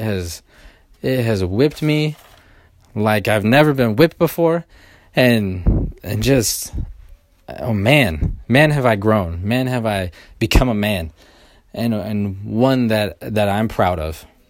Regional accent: Sacramento, California, United States; moved away; I'm from originally from Sacramento

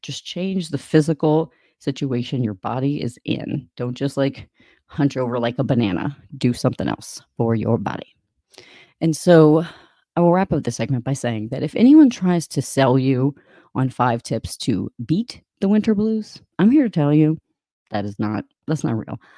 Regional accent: Louisiana, United States; moved away; also born or lived in Michigan; I'm from Louisiana

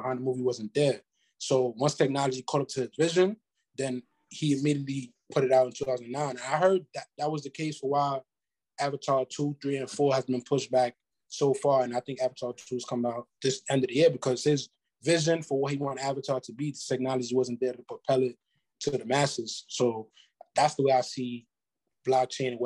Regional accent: New York, United States; moved away as an adult; now in Los Angeles, United States; I'm from New York originally, and now I live

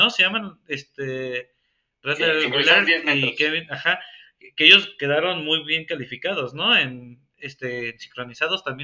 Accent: Mexico; como mexicano

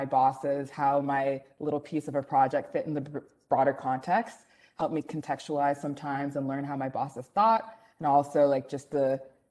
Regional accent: Mississauga, Ontario, Canada; I grew up in Mississauga

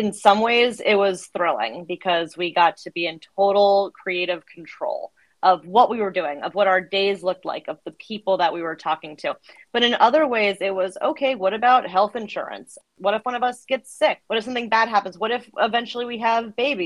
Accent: Fairfax, Virginia, United States; I'm from Fairfax, Virginia. I'm one of those that has just stayed local their whole life. You know, went to high school here

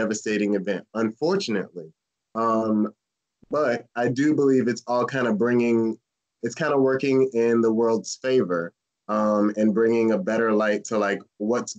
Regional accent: St. Petersburg, Florida, United States; I grew up in St. Pete

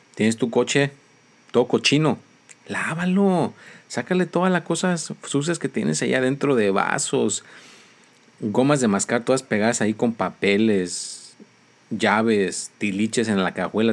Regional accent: Mexico; soy mexicano

